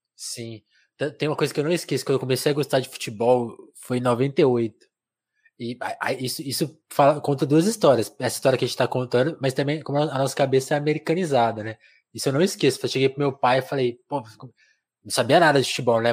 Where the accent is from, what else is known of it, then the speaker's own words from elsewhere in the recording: São Paulo, Brazil; eu sou de São Paulo, eu, eu sou paulistano oficialmente